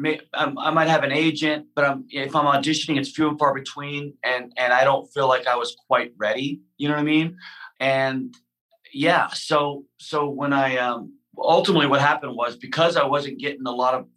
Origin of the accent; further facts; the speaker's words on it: Houston, Texas, United States; I come from Houston, Texas, right? So it wasn't necessarily an environment of like, you know, follow your creative passions.